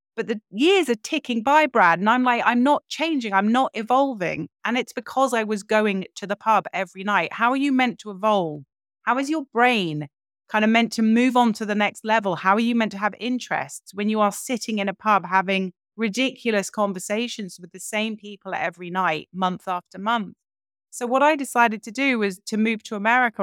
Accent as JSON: {"language": "English", "region": "London", "country": "United Kingdom", "tie": "born or raised there", "said": "grew up in London, in a big house."}